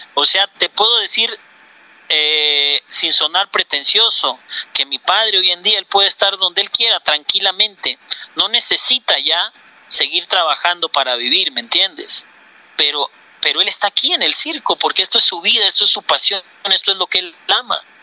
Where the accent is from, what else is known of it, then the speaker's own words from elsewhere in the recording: Mexico; also born or lived in Bogotá, Colombia; now in Colombia; Yo soy mexicano